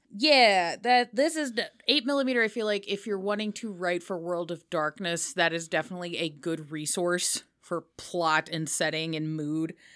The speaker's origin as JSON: {"language": "English", "country": "United States", "also_born_or_lived": "United Kingdom", "said": "I am really proud of being an American"}